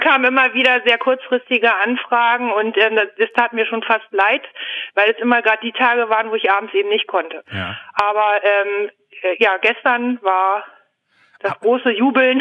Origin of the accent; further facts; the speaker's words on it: Hanover, Lower Saxony, Germany; Ich komme aus der Region Hannover. Ich wohne ziemlich dicht am Flughafen.